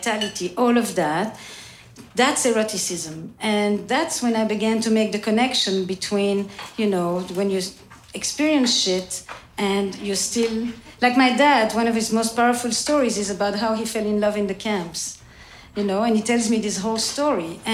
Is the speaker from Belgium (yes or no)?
yes; Belgium; English is a second language; now in United States; I'm from Belgium, which we already speak about 3 or 4 to start.